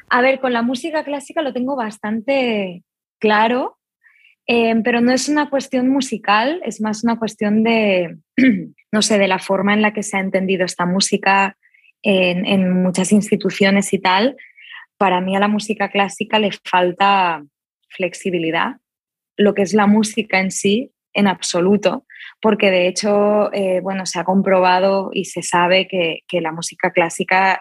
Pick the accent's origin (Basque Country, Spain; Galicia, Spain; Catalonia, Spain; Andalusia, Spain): Catalonia, Spain; Barcelona; soy yo padre de Argentina, madre de Suiza, nacida en Barcelona